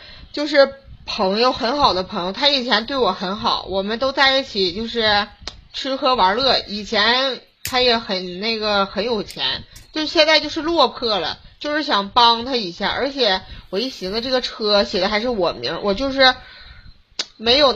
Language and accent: Chinese; Harbin, Heilongjiang, China; 哈尔滨。